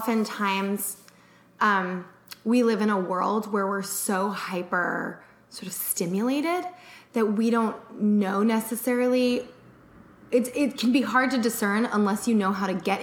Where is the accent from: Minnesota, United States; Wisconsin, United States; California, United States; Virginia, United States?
California, United States; Malibu; I grew up in Malibu